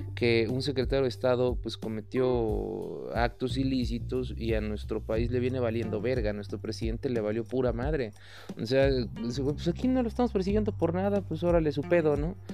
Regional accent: Mexico; como mexicanos

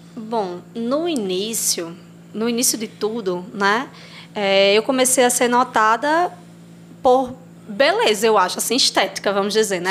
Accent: Assu, Rio Grande do Norte, Brazil; moved away as an adult; also born or lived in Pataxó; now in Angicos, Brazil; Não sou daqui de Angicos, né? Eu vim. Sempre estudei, morei em Assu

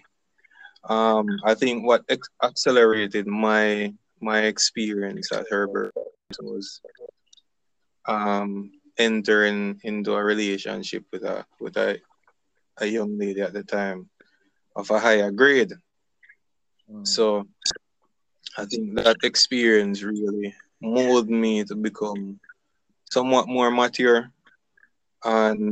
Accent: Salt Spring, Saint James, Jamaica; also born or lived in Mount Carey, St. James; I really grew up in South Spring.

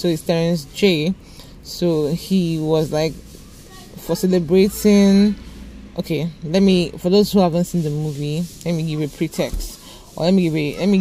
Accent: Nigeria; I'm a Nigerian

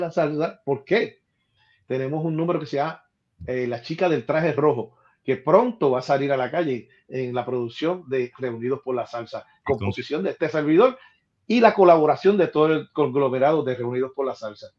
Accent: Ponce, Puerto Rico; en el Carnaval de Ponce, mi ciudad natal

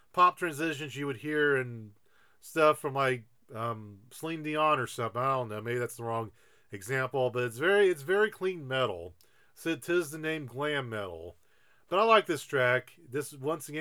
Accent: Xenia, Ohio, United States; my hometown of Xenia, Ohio

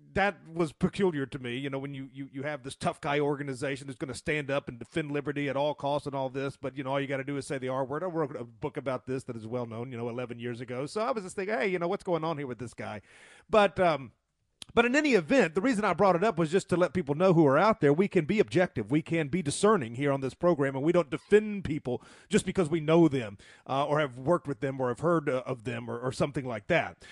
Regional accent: the South, United States; being born and raised in the South

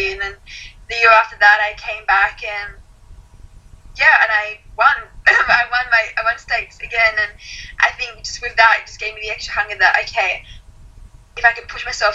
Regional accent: Gold Coast, Queensland, Australia; I'm from the Gold Coast, so, I go to the beach or go to cafes

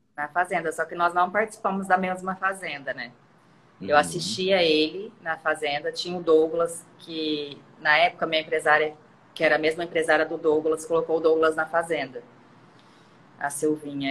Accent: Londrina, Paraná, Brazil; moved away as an adult; now in Rio de Janeiro, Brazil; Eu saí de uma cidadezinha, eu saí de Londrina. Mas a minha infância eu vivi numa cidade muito pequenininha, que era Grande Silos

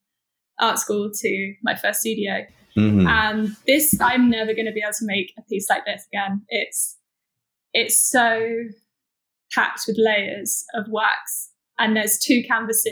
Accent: Nottingham, East Midlands, United Kingdom; now in London, United Kingdom; Originally, I was brought up in Nottingham, so we were outdoors a lot

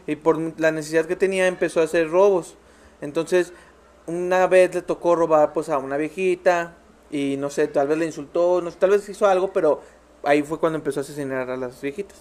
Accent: Mexico; also born or lived in Mazatlán

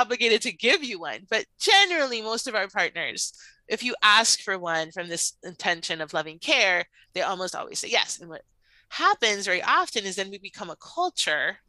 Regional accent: Puerto Rico; I'm Cuban American. I was born in Puerto Rico.

